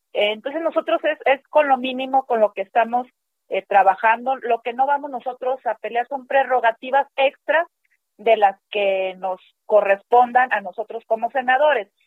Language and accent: Spanish; Mexico; como mexicanos